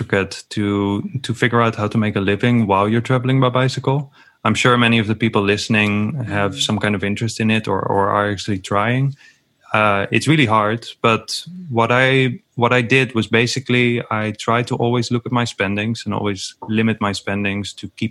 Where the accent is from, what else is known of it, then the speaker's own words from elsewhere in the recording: Netherlands; I'm from the Netherlands